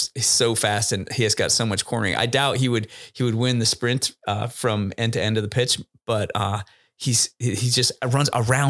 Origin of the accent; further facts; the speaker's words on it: Thailand; born there; Yeah. I was born in Thailand.